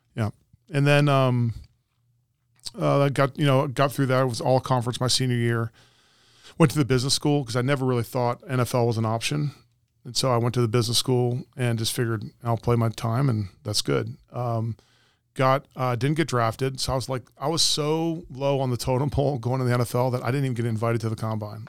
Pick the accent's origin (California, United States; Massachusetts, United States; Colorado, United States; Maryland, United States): Maryland, United States; Montgomery County; I was a multi-sport athlete growing up in Montgomery County.